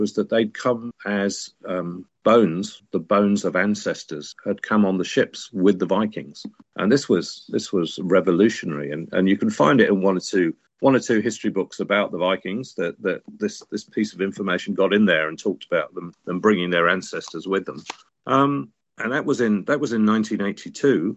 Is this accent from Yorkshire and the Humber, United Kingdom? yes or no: yes; Sheffield, Yorkshire and the Humber, United Kingdom; I was born a little way up the road in Sheffield